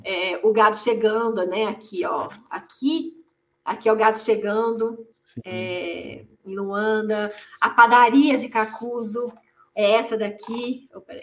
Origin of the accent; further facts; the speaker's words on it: interior of São Paulo, Brazil; moved away as an adult; also born or lived in Angola; eu sou do interior de São Paulo